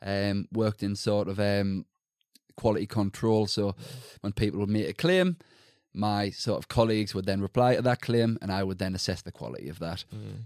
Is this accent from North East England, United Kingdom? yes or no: yes; Sunderland, North East England, United Kingdom; So, I am from Sunderland, so in the northeast, sort of very typical working class average background. Mm. Both my parents from Sunderland or surrounding areas.